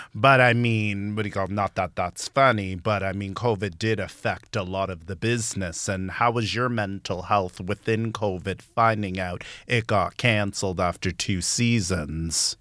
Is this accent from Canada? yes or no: yes; Toronto, Ontario, Canada; I'm from Scarborough, too